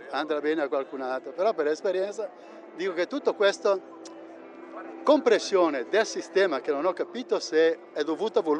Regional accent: Bergamo, Lombardy, Italy; Da Bergamo. Da Bergamo.

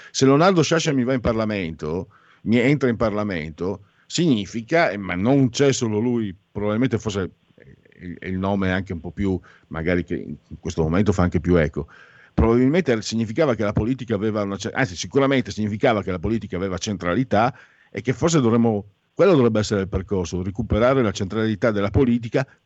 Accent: Friuli-Venezia Giulia, Italy; io sono friulano, ci starebbe anche un, un parolone forte

